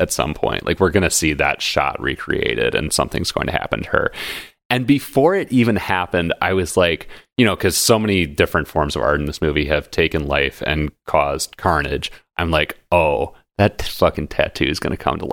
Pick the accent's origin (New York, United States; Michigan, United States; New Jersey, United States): Michigan, United States; we're all from Michigan